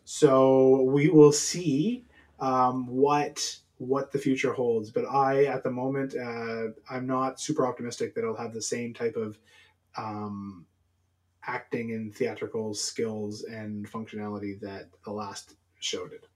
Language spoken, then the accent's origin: English; Canada; being Canadian